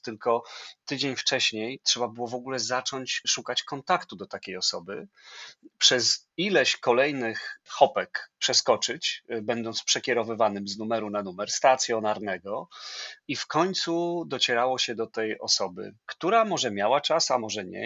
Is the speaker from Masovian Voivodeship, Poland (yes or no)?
yes; Płock, Masovian Voivodeship, Poland; moved away; pracowałem w lokalnym radiu, będąc licealistą, bo jestem z Płocka